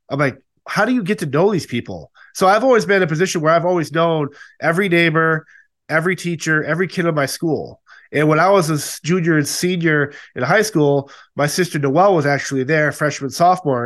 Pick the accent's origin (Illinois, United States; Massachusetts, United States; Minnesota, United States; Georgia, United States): Massachusetts, United States; I was born and raised in Massachusetts